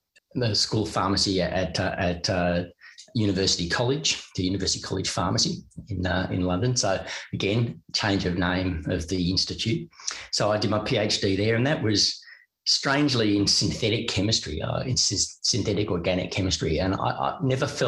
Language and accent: English; Melbourne, Victoria, Australia; moved away as an adult; also born or lived in United Kingdom; without having left my hometown, without having left Melbourne.